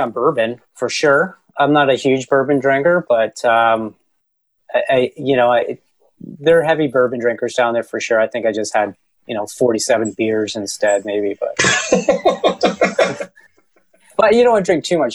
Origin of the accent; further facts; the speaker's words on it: Canada; I'm from Canada